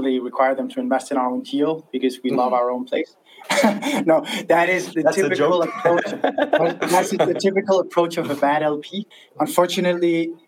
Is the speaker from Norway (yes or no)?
no; Denmark; I'm from Denmark